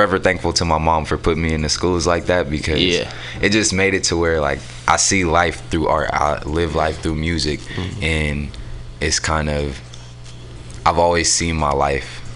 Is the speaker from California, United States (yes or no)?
yes; San Francisco, California, United States; also born or lived in Oakland; I'm from San Francisco. I was technically born in Oakland, but I was raised out here in San Francisco. I grew up in the Mo